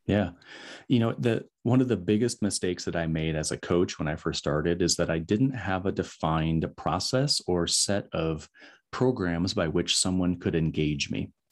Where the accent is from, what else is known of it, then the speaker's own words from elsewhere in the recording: West Michigan, United States; moved away; my hometown in West Michigan